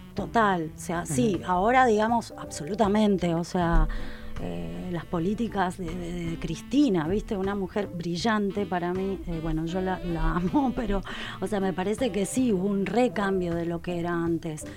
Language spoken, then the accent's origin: Spanish; Mendoza, Argentina; moved away as an adult; now in Buenos Aires, Argentina; yo soy de Mendoza, un pueblo